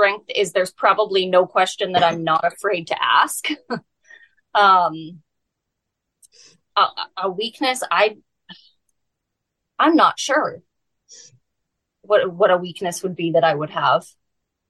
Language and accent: English; Alberta, Canada; moved away as an adult; now in British Columbia, Canada; I was born and raised in Alberta until I was 18, and then I moved out to BC.